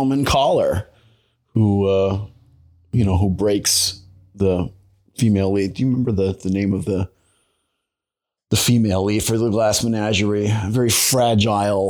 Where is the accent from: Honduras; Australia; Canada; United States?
United States; Long Island, New York; moved away as an adult; also born or lived in Boston / Michigan; now in Maine, United States; I grew up on Long Island in New York